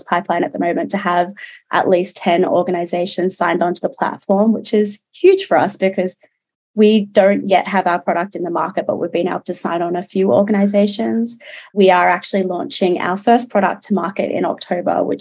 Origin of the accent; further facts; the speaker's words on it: Newcastle, New South Wales, Australia; I grew up in Newcastle here in New South Wales and very much a coastal gal